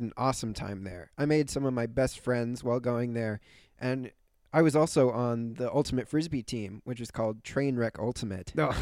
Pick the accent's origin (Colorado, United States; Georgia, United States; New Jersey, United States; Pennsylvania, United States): Pennsylvania, United States; Philadelphia; also born or lived in Italy; I was born in Philadelphia